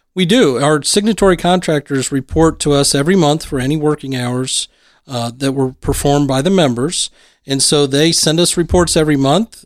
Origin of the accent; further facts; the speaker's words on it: Lima, Ohio, United States; growing up in somewhat small towns, you in Portsmouth, me in Lima